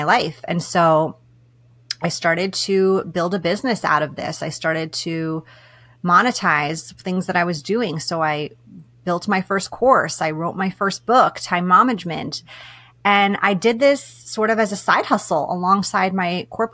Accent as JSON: {"language": "English", "region": "East Coast", "country": "United States", "moved": "as an adult", "lives_now": "West Coast, United States", "said": "I'm from the East Coast"}